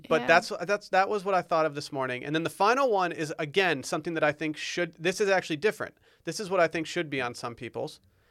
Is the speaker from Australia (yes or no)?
no; Michigan, United States; now in Texas, United States; And because I moved to Texas from Michigan, I have my internal clock just kind of tells me to transition to fall food the second Labor Day is over.